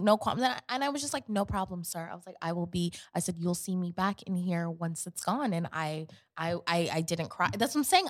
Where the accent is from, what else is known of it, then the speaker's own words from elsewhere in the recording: New York City, New York, United States; moved away; also born or lived in Connecticut / Atlanta; growing up in Queens